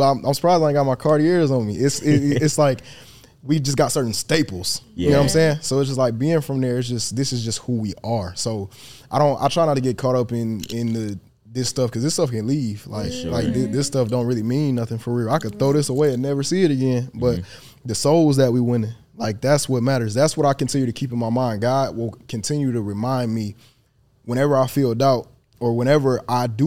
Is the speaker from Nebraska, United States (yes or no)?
no; Detroit, Michigan, United States; I'm from Detroit. I'm a stand on business. I'm a put on for the city.